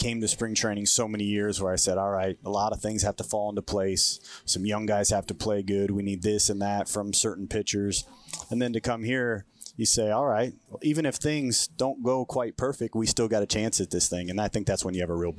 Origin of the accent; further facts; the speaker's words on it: Bay Area, California, United States; also born or lived in Oakland / San Jose; I moved around. I think living in that Bay Area, my parents not having too much money. We were moving around a lot, so a lot of different. So we were renting everywhere. So I was anywhere from Oakland to San Jose, really. So lived in a lot of different places.